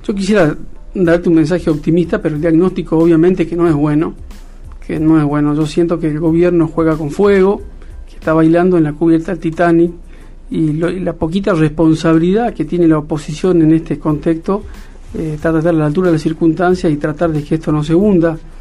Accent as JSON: {"language": "Spanish", "town": "Cafayate", "region": "Salta", "country": "Argentina", "tie": "born or raised there", "said": "yo soy de Cafayate"}